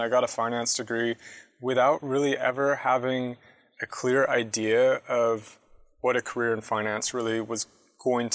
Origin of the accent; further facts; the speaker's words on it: San Jose, California, United States; moved away as an adult; also born or lived in San Diego; San Jose, actually, originally. So I grew up in the Bay Area. I moved down to San Diego for college later.